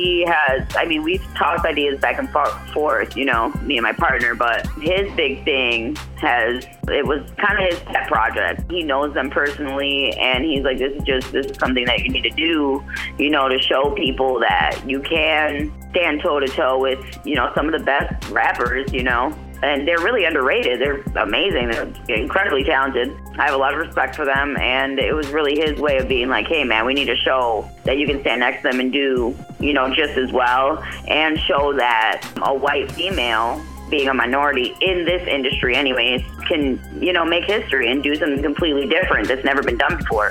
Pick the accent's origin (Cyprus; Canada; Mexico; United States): Canada; I was born in Canada